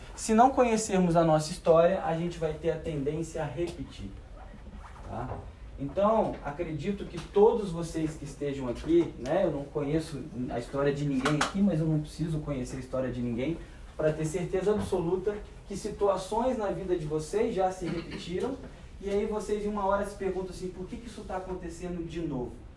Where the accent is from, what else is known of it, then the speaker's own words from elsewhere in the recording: Resende, Rio de Janeiro, Brazil; eu sou de Resende, estado do Rio.